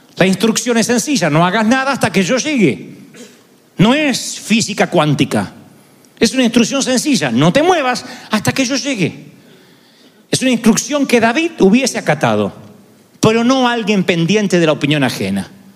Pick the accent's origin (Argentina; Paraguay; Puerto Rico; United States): Argentina; yo soy argentino